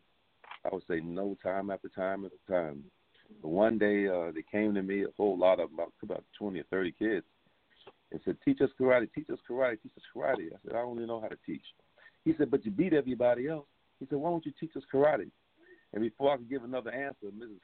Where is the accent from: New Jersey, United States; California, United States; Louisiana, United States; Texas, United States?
New Jersey, United States; Newark; I was raised in the Phillips Pool Project, they called the Little Bricks, at 113 Rose Street, Newark, New Jersey